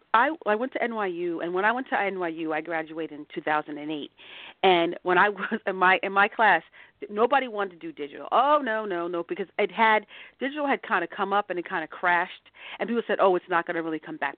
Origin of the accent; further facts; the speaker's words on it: New Jersey, United States; I grew up in New Jersey. I grew up in a small town in New Jersey.